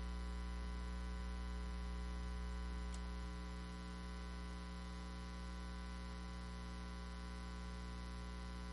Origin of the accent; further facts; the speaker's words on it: Nicaragua; moved away as an adult; I was born and raised in Nicaragua, Central America, up till I was probably 18, 19 years old.